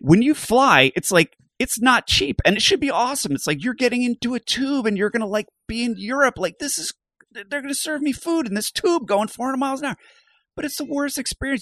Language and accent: English; Bucks County, Pennsylvania, United States; I grew up in Bucks County, Pennsylvania